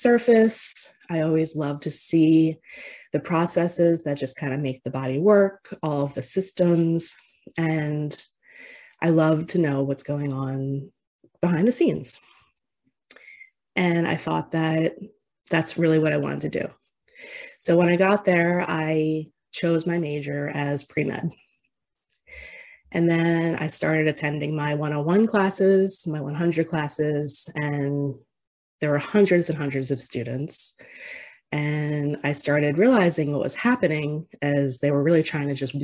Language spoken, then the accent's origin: English; near Atlantic City, New Jersey, United States; I grew up in New Jersey in a town very close to Atlantic City